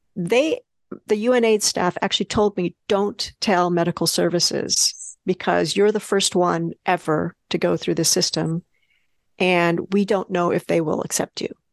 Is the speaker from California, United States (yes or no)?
yes; California, United States; also born or lived in New Mexico; now in New York, United States; I was born in New Mexico, the state of New Mexico, and grew up in California